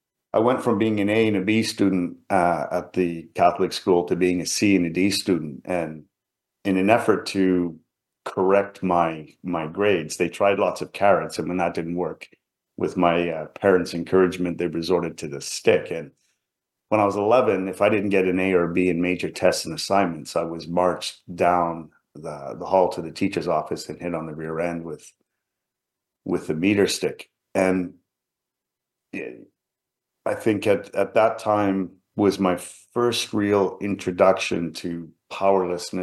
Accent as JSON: {"language": "English", "town": "Vancouver", "region": "British Columbia", "country": "Canada", "tie": "born or raised there", "also_born_or_lived": "England", "said": "I grew up in an immigrant family in Vancouver, British Columbia"}